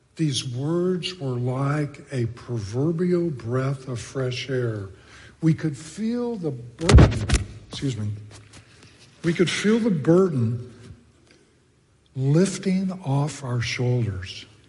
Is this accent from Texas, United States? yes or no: yes; Texas, United States; moved away; I grew up in Texas